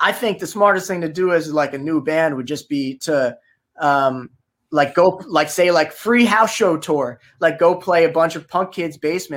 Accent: New Jersey, United States; accent: Jersey

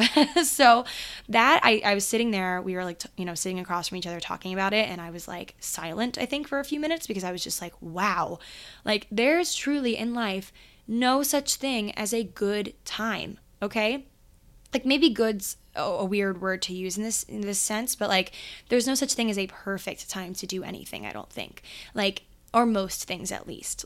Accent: Maryland, United States; I grew up in Maryland

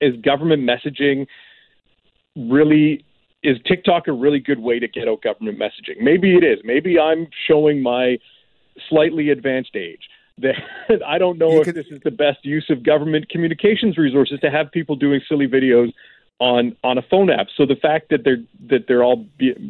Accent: Canada; as a Canadian

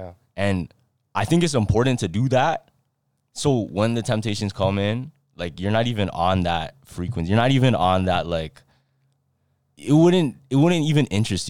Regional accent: Toronto, Ontario, Canada; Yeah, I don't like cities. And plus, we're from Toronto.

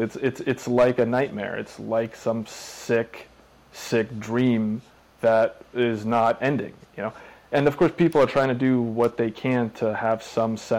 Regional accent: Russia; now in Oregon, United States; I was born in Russia, and so were my parents

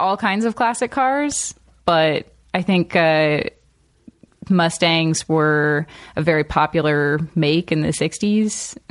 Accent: Boring, Oregon, United States; moved away as an adult; also born or lived in Portland, Oregon / New York City / Washington, D.C.; now in Los Angeles, United States; I'm originally from Boring, Oregon.

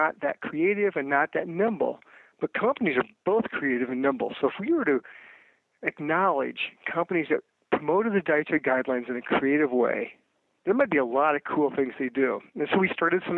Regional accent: Iowa, United States; moved away; I grew up in Iowa

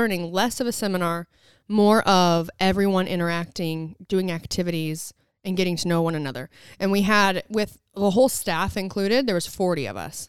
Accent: Southern Utah, United States; moved away; I'm from there. And so we really wanted to be able to showcase all of the things I grew up doing

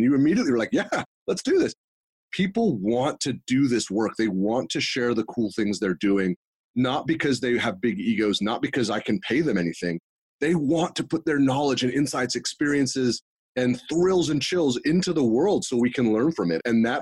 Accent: Northern California, United States; also born or lived in Los Angeles, California / Houston, Texas; I grew up in Northern California.

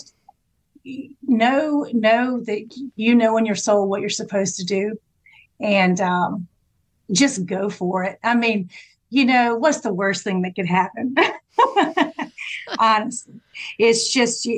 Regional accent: South Georgia, United States; I grew up in South Georgia.

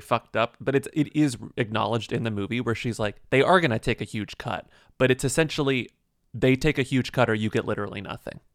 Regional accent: Texas, United States; I'm from Texas.

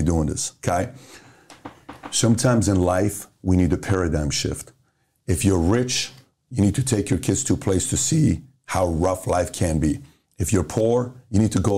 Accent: Iran; also born or lived in Los Angeles, California; now in United States; So I grew up in Iran. We got bombed on.

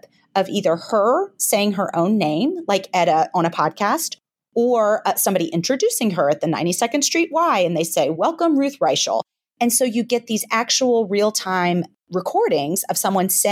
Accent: Memphis, Tennessee, United States; I'm from Memphis, but I certainly do not have a heavy Southern accent or much of a twang

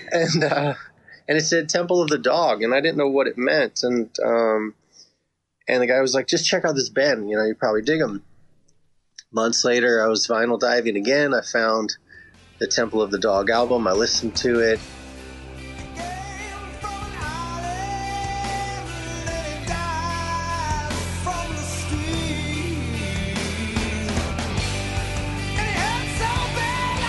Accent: San Francisco, California, United States; I was born and raised in San Francisco

